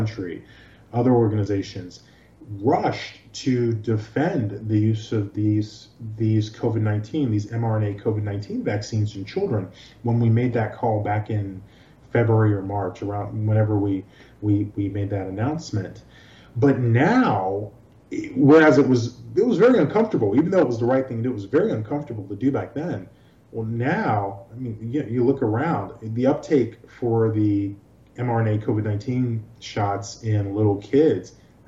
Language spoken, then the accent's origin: English; Nigeria; also born or lived in New York / Los Angeles; now in Florida, United States; I was born in Nigeria.